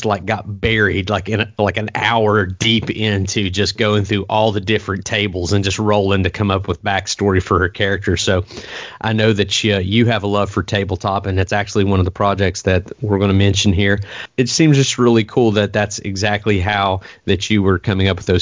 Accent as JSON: {"language": "English", "region": "West Virginia", "country": "United States", "tie": "born or raised there", "said": "my home state, West Virginia"}